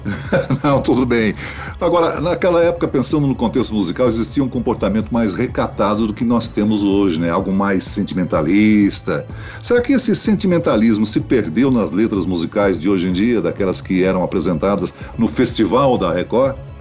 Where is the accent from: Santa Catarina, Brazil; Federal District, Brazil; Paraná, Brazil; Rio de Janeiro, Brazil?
Santa Catarina, Brazil; Criciúma; moved away; Eu morava em Criciúma, onde eu nasci